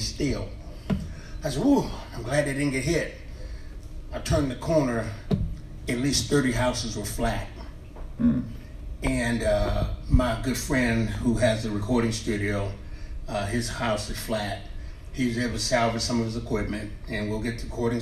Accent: Texas, United States; also born or lived in California / New York; now in Tennessee, United States; I'm born and raised in Texas, came from California, but I am a Tennessean till the day I die.

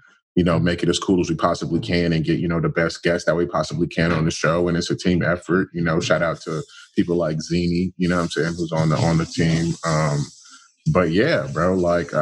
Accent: Inland Empire, California, United States; I'm from right outside of LA. I'm from, like, the IE

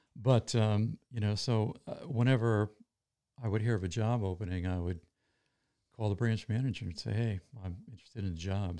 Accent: Cheshire, Connecticut, United States; also born or lived in New Britain, Connecticut / Boston; I was there for five years, and then we moved, uh, from New Britain to Cheshire

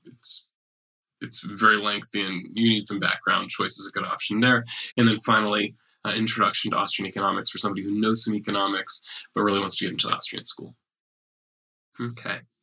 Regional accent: United States; I'm an American and I use US dollars

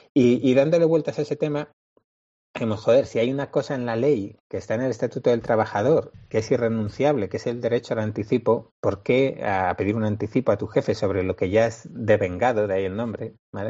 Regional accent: Bilbao, Basque Country, Spain; somos de Bilbao

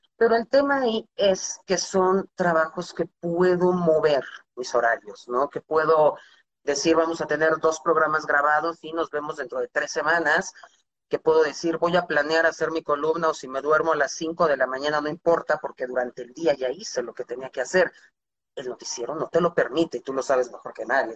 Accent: Mexico; also born or lived in United States; toda mi educación formal fue en México, primaria, secundaria, universidad, todo

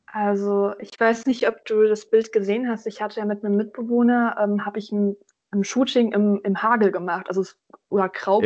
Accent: Thuringia, Germany; now in Göttingen, Germany; Ich komme ja ursprünglich aus Thüringen

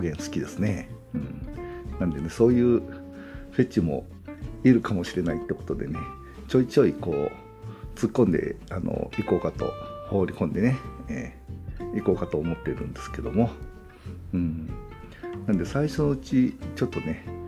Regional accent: Nagoya, Aichi, Japan; accent: Nagoya-ben; also born or lived in Hokkaido; 住んでるところは、えー、東海地方愛知県ですね、えー、なんで名古屋弁はネイティブです

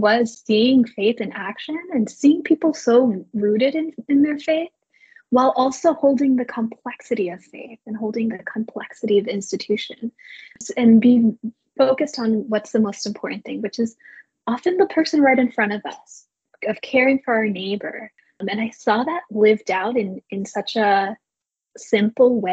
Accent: New York City, New York, United States; moved away as an adult; now in San Francisco, United States; I'm originally from New York City area. I grew up on the East Coast

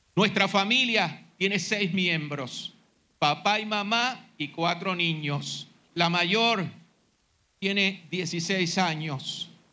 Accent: Puerto Rico; nuestros hermanos en las iglesias evangélicas de Puerto Rico

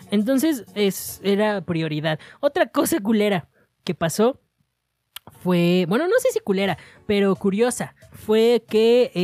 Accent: Monterrey, Nuevo León, Mexico; Metan la carne porque, porque la huele y porque soy de Monterrey.

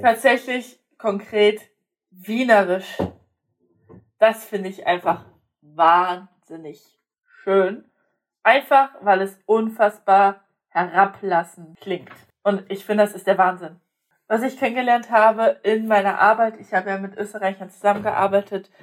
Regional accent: Saxony, Germany; accent: Saxon; first language Polish; also born or lived in Poland; now in Saxony-Anhalt, Germany; meinen eigenen herkömmlichen Dialekt. Ähm, das Sächsisch

